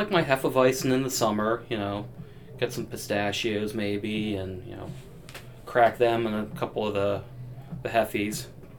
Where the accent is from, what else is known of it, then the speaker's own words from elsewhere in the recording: Grantville, Pennsylvania, United States; also born or lived in Pittsburgh, Pennsylvania; now in Mechanicsburg, United States; I grew up locally here in Grantville. I didn't move too far away. I live in Mechanicsburg now